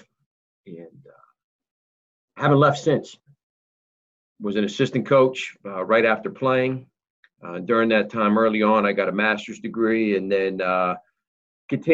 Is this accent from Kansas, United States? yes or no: no; State College, Pennsylvania, United States; growing up in state college